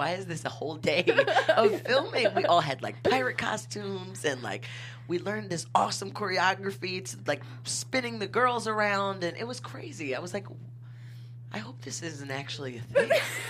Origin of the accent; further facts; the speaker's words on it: Philadelphia, Pennsylvania, United States; also born or lived in Brooklyn, New York; I am from Philly